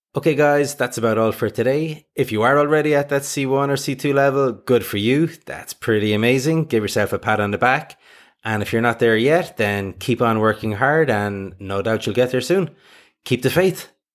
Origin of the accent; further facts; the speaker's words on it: Ireland; I'm from Ireland and say schedule